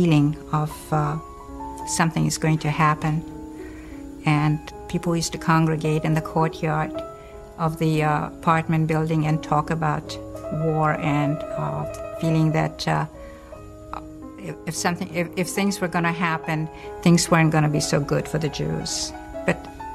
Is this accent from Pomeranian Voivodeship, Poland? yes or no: no; Krakow, Lesser Poland, Poland; I was born in Krakow, Poland